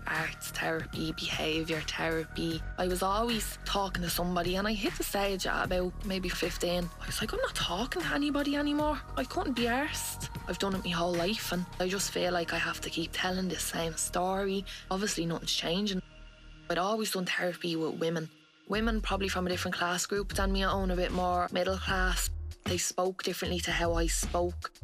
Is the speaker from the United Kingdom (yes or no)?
no; Dublin, Leinster, Ireland; I'm 22, nearly 23, and I grew up in Finglas in Dublin.